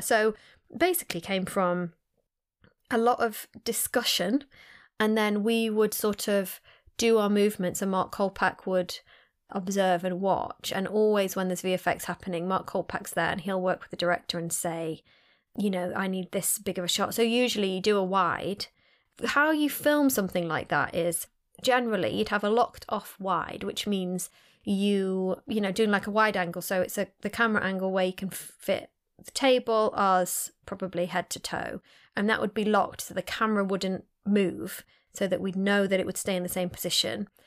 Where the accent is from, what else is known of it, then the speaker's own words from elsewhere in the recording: Sheffield, Yorkshire and the Humber, United Kingdom; I was born in Sheffield, I'm from Sheffield.